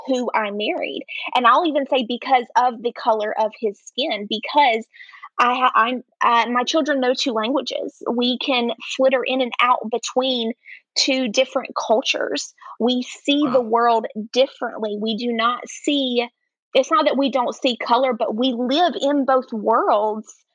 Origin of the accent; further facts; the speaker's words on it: North Carolina, United States; accent: Southern; also born or lived in Alabama; now in Mexico; I'm originally from North Carolina, born to a um, Southern Baptist pastor.